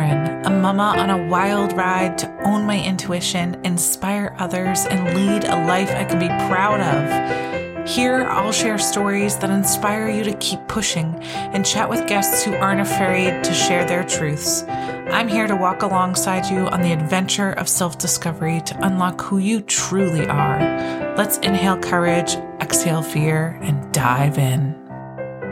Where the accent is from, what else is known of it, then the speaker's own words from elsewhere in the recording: Connecticut, United States; I'm originally from Connecticut, born and raised